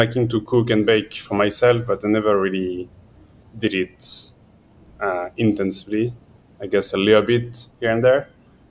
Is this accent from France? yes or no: yes; the Alps, France; now in Brooklyn, United States; I'm from the Alps, so we go in my hometown